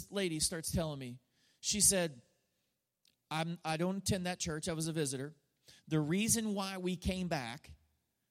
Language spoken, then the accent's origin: English; United States; as an American